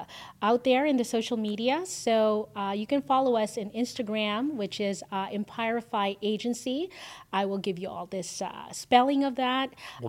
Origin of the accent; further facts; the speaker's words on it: Canada; now in United States; the freedom that we have here in the U.S., I fought for that, and I'm Canadian